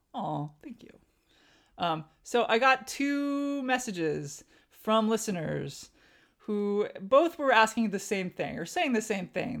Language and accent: English; Southern California, United States; moved away as an adult; I grew up Armenian American in Southern California.